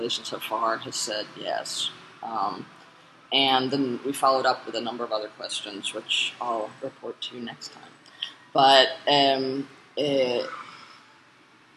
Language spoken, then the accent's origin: English; the North, United States; I was raised in the North because my dad was a college professor